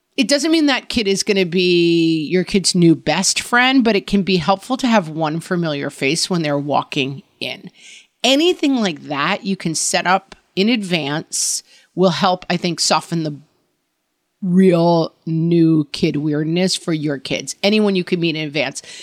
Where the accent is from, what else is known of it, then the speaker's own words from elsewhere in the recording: New York area, United States; also born or lived in California; now in suburbs of New York City, United States; It was in the area that I had grown up